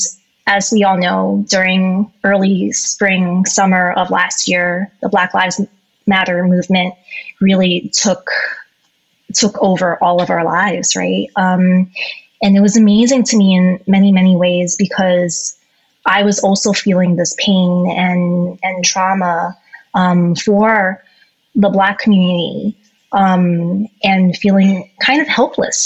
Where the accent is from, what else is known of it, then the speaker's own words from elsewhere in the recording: United States; I am Asian American myself